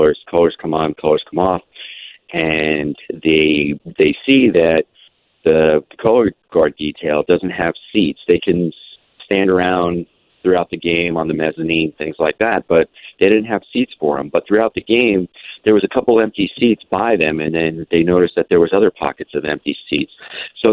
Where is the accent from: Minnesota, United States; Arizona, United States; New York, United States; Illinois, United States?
Arizona, United States; Phoenix; I grew up in Phoenix, Arizona. That's where I'm at now